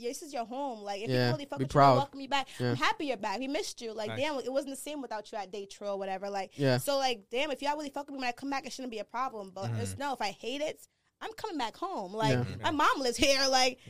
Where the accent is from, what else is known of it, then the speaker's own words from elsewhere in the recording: Pawtucket, Rhode Island, United States; also born or lived in Nigeria; I wasn't even born in Rhode Island. I was born in Nigeria. I'm an immigrant, my parents. Like, I came when I was 3, but I grew up in Rhode Island. We actually grew up in Pawtucket.